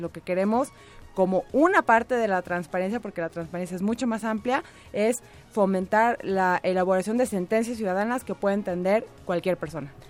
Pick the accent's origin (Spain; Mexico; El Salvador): Mexico; nosotros como mexicanos y mexicanas, nuestro país